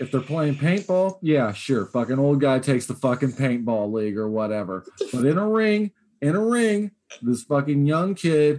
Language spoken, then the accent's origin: English; United States; I'm also American too